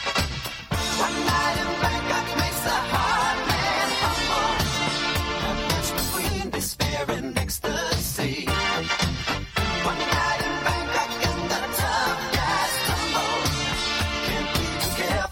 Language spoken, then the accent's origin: English; Crawley, South East England, United Kingdom; moved away; I'm originally from Crawley